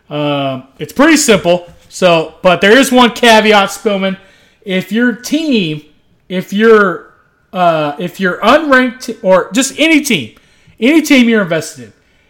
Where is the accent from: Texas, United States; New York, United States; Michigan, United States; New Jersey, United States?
Texas, United States; I'm an American-born, Texas-bred patriot